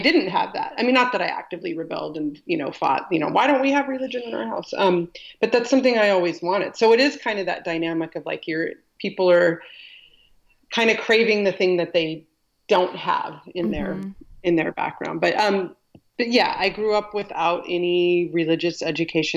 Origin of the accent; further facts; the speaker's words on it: California, United States; also born or lived in Colorado; from second grade on, I grew up in California, but we moved around a lot within California.